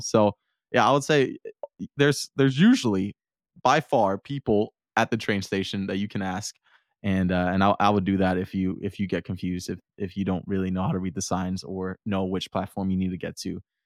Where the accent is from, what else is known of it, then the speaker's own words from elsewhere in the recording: Denmark; also born or lived in Herning, Denmark; I'm from Denmark and I live in a small town called Herning.